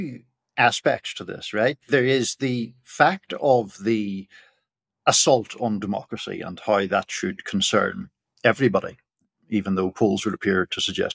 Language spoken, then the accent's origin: English; Northern Ireland, United Kingdom; now in United States; as people will tell from my accent, I grew up in Ireland, in the north of Ireland